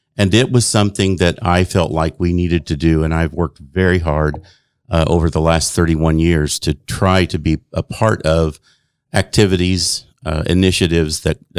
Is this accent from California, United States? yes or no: no; Chicago, Illinois, United States; born there; I was born in South Chicago.